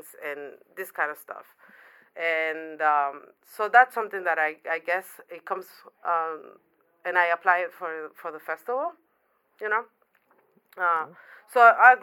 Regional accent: Panama; moved away as an adult; also born or lived in New York City; now in New York, United States; I was born in Panama. Okay. I've been in New York for 12 years. It's the first city that I moved from Panama

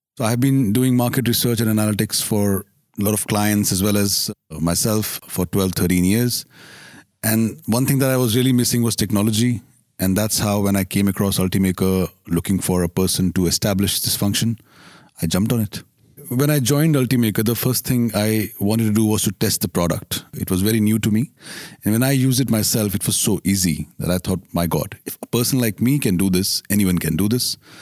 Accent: India; I'm Indian

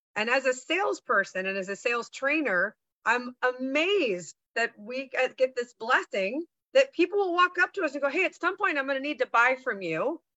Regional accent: San Francisco Bay Area, California, United States; I grew up in the San Francisco Bay Area

